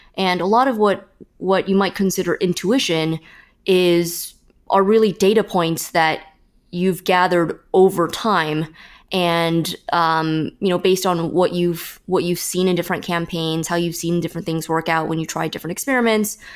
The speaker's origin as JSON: {"language": "English", "town": "Fremont", "region": "California", "country": "United States", "tie": "born or raised there"}